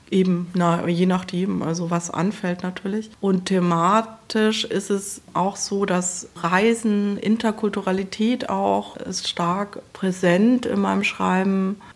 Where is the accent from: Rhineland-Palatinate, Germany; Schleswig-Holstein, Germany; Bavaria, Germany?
Bavaria, Germany; Eichstätt; also born or lived in Leipzig / Berlin / Hildesheim; now in Dresden, Germany; also ich bin ja aufgewachsen in, bei Eichstätt, also in Bayern, bin quasi, ja Süddeutschland ist eher meine Heimat, aber ich bin auch also schon sehr früh nach nach Leipzig gekommen.